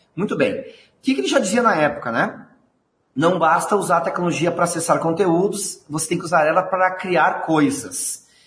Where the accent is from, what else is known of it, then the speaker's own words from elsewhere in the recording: Rio Grande do Sul, Brazil; accent: gaúcho; sou aqui do Rio Grande do Sul